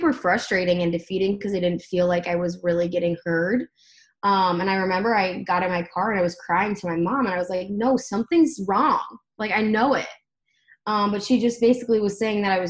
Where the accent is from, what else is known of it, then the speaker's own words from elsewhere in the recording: Akron, Ohio, United States; also born or lived in Columbus, Ohio; I grew up in Akron